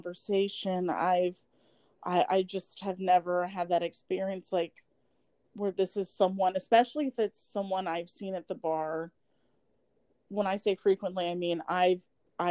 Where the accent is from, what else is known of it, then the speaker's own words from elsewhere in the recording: Polk County, Florida, United States; I'm from Polk County.